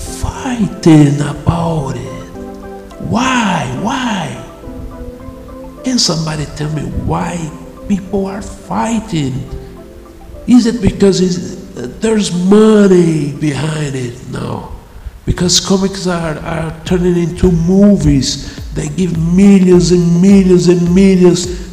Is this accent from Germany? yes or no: no; Brazil; English is a second language; I know I have a crazy accent. I'm an author from Brazil